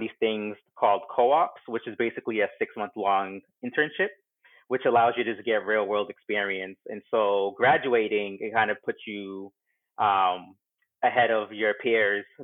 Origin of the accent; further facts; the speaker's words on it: Boston, Massachusetts, United States; also born or lived in Brockton, Massachusetts; I actually grew up in Charlestown, Mass. So not too far from Boston proper, and went to high school in Brockton, Mass. So definitely a Massachusetts native